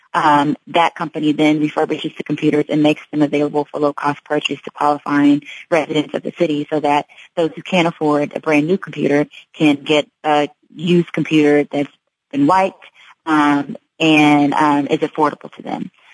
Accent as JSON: {"language": "English", "town": "Kansas City", "region": "Missouri", "country": "United States", "said": "I'm from Kansas City. Uh, went to school out of state, but I came back home after I graduated"}